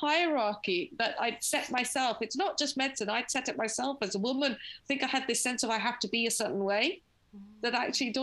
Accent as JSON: {"language": "English", "region": "London", "country": "United Kingdom", "tie": "born or raised there", "said": "I grew up in London in Finchley"}